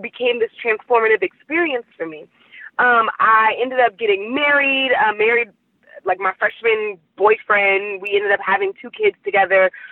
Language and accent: English; Oakland, California, United States; also born or lived in New Orleans; I'm from Oakland